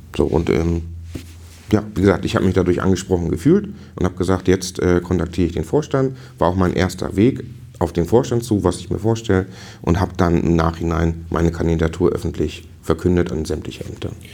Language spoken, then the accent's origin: German; Stellewittenwoth, Schleswig-Holstein, Germany; ich komme aus Stellewittenwoth